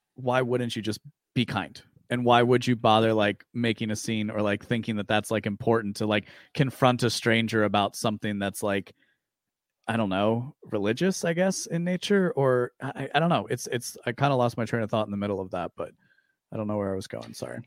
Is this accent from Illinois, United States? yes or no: yes; Aurora, Illinois, United States; I grew up in the western suburbs of Chicago